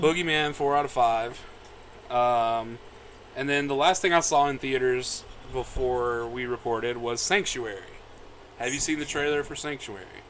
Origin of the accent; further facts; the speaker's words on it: the South, United States; I was raised a boy in the South